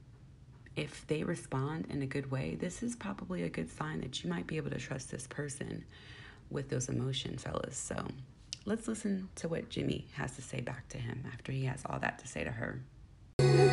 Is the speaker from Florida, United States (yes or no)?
no; Bay Area, California, United States; I am from the Bay Area